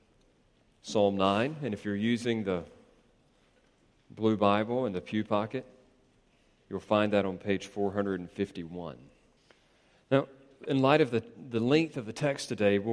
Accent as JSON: {"language": "English", "country": "United States", "said": "Our stress levels will rise as Americans"}